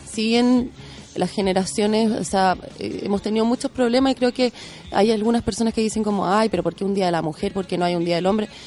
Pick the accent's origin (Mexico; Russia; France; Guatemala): France; born there; also born or lived in Chile; yo nací en Francia también y teníamos en mi casa como otra